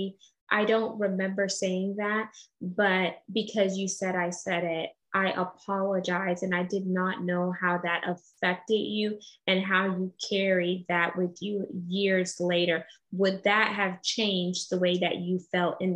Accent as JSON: {"language": "English", "country": "United States", "said": "I'm first generation American. My dad was from Curacao, so off the tip of Venezuela. And my mom is from St. Vincent and the Grenadines"}